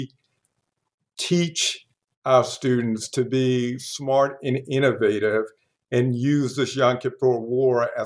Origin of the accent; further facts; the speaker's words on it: New York City, New York, United States; I grew up in New York City a while ago, and in a very diverse area